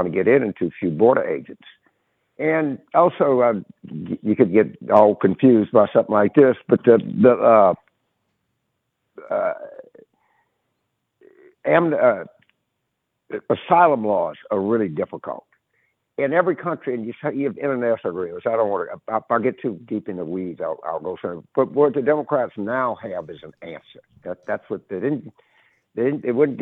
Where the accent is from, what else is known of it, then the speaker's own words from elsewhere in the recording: Carville, Louisiana, United States; now in New Orleans, United States; I grew up in Carville